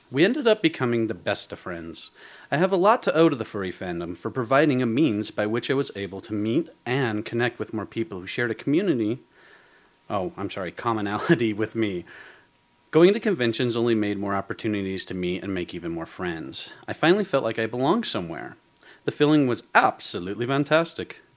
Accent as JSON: {"language": "English", "region": "Georgia", "country": "United States", "tie": "born or raised there", "said": "I went back to my hometown in Georgia and saw the Zip and Kai, my two best friends again."}